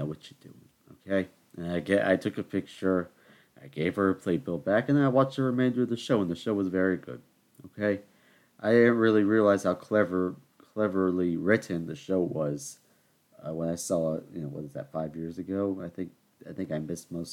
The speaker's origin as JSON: {"language": "English", "region": "the South", "country": "United States", "said": "because I'm from the South, and that's how we speak down here."}